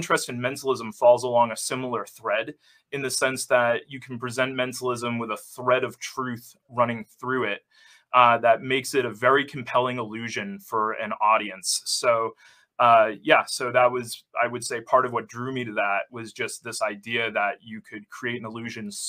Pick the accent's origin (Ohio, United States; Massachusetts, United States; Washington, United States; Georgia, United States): Massachusetts, United States; Salem; growing up in Salem, Massachusetts